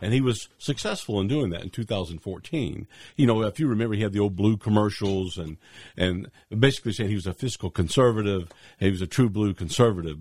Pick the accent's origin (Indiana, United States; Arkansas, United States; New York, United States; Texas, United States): Arkansas, United States; also born or lived in Little Rock, Arkansas / Ozark, Arkansas / Bentonville, Arkansas / Batesville, Arkansas; I grew up in Arkansas. This has been home, uh, I was born here, born right in Little Rock.